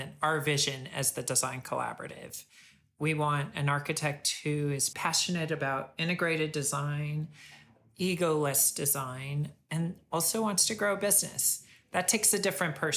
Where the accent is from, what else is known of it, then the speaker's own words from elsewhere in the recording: Texas, United States; now in California, United States; I'm from Texas